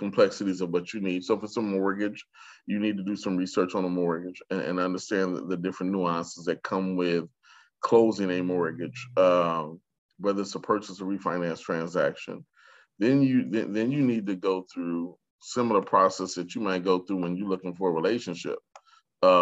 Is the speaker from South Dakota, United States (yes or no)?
yes; Sioux Falls, South Dakota, United States; growing up in Sioux Falls, South Dakota